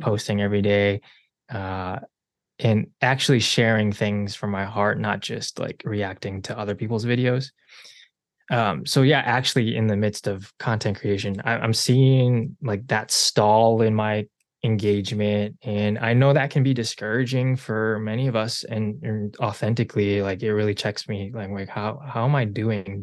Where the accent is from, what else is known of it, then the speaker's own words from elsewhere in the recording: Chicago, Illinois, United States; also born or lived in South Korea; I am a Chicagoland native. Uh, I was born technically in Korea, adopted at six months